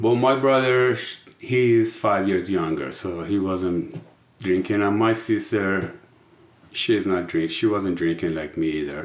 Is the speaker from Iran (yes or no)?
yes; Iran; English is a second language; moved away; I was born in Iran we call ourselves Persian